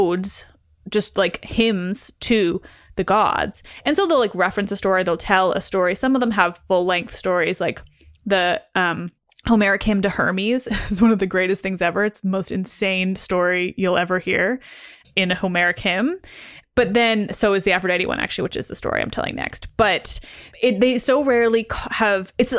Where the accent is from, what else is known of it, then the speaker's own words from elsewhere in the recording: Canada; I am Canadian